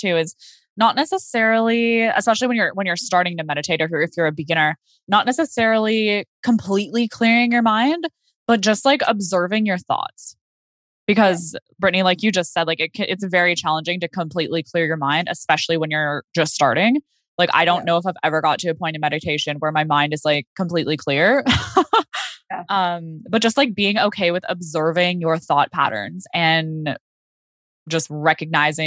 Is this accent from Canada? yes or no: yes; Okanagan, British Columbia, Canada; moved away; I went back to the Okanagan where I'm from